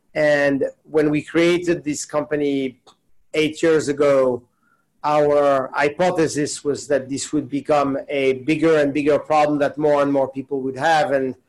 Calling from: New York City, New York, United States; I am calling in from New York. If I look outside the window, it definitely looks like New York City. So yes, that's where I am today.

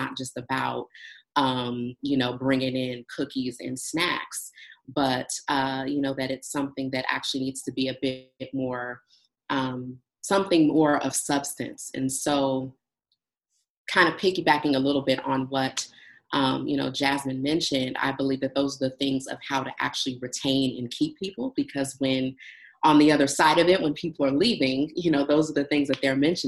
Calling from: Los Angeles, California, United States; I am calling in from Los Angeles

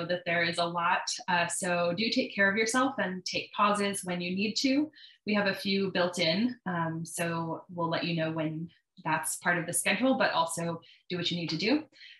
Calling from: Las Vegas, Nevada, United States; she, her. I'm calling in from Las Vegas, Nevada, which is land of the Southern Paiute people.

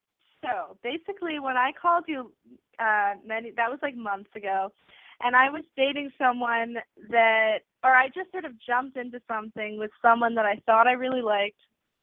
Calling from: New York City, New York, United States; I'm calling from New York City, and I'm 18.

